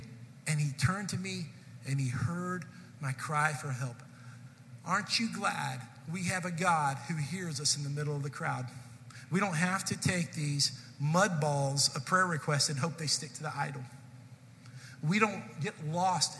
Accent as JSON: {"language": "English", "town": "Irving", "region": "Texas", "country": "United States", "tie": "born or raised there", "said": "I was from Irving"}